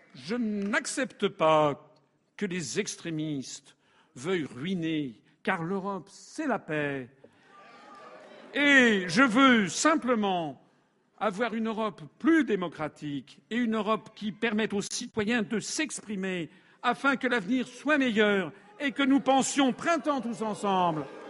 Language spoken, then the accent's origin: French; France; je suis français, je suis marié, j'ai des enfants